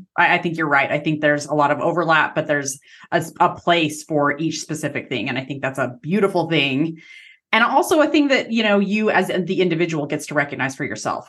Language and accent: English; Utah, United States; I'm from Utah